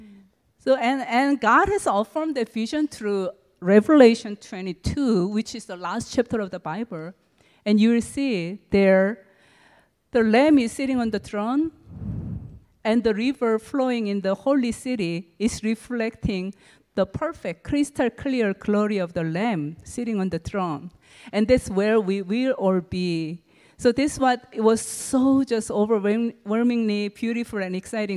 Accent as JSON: {"language": "English", "region": "Seoul", "country": "South Korea", "tie": "born or raised there", "also_born_or_lived": "California", "moved": "yes", "said": "I was born and raised up in Seoul, Korea."}